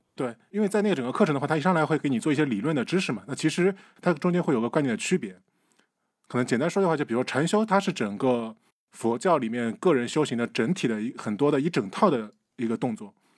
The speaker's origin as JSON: {"language": "Chinese", "region": "Shandong", "country": "China", "said": "我们山东人只信只拜孔子不拜佛的。"}